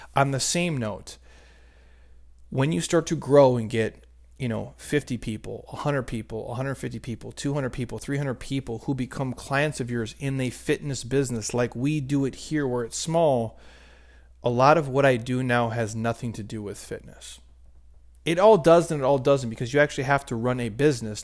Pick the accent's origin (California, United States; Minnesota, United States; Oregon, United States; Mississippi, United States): Minnesota, United States; I grew up in Minnesota